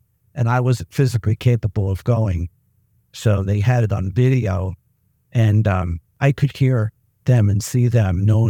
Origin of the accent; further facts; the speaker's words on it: Mechanicsburg, Pennsylvania, United States; I just, because I'm from Mechanicsburg, doesn't matter.